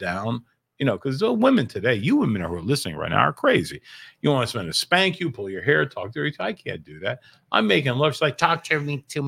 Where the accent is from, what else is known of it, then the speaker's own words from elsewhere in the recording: New York, United States; moved away; I'm from New York originally, right? So I'd be skating on a pond with a bunch of high school friends